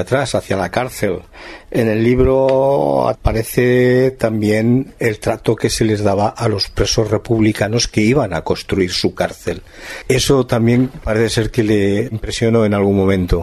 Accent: Madrid, Community of Madrid, Spain; yo también soy de Carabanchel

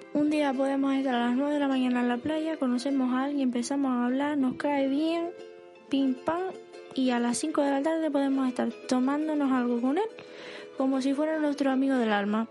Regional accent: Canary Islands, Spain; Ser canario es diferente por muchos motivos

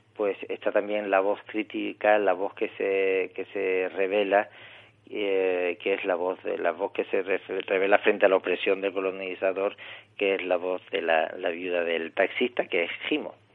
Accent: Tangier, Tanger-Tetouan-Al Hoceima, Morocco; moved away as an adult; nací en Tánger y viví en Marruecos los 27 primeros años de, mi vida

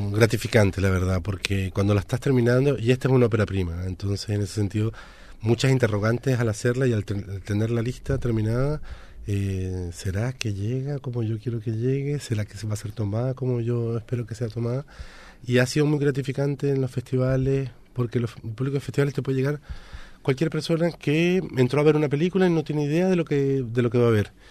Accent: Venezuela; also born or lived in France; claro entre Francia y Venezuela, pero crecí en Venezuela, digamos, me formé en Venezuela

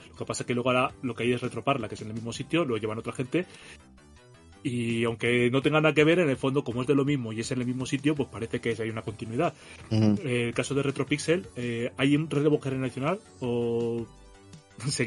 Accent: Málaga, Andalusia, Spain; Sí, pero eso para los que soy de Málaga.

